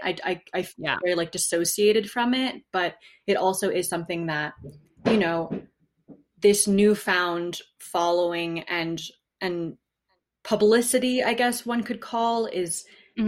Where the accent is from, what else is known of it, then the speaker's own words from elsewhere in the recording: New Haven, Connecticut, United States; moved away as an adult; also born or lived in Wyoming / California / New York City; I grew up in New Haven, Connecticut for the first 20 years of my life